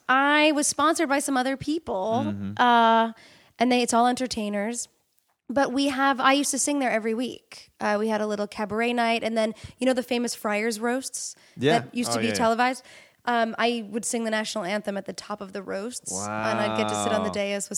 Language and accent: English; Middletown, New York, United States; No, I grew up in Middletown, New York. My parents are from Queens, but I grew up about an hour north of the city.